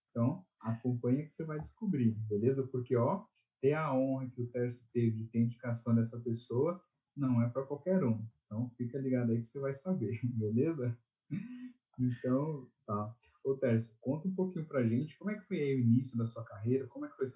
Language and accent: Portuguese; São Paulo, Brazil; eu nasci em São Paulo, mas eu sempre tive um pezinho ali no Nordeste. Né? Então, durante toda a minha infância, minha adolescência, eu fui muitas vezes, até hoje, vou ali para o Nordeste, né? mais especificamente para Paraíba.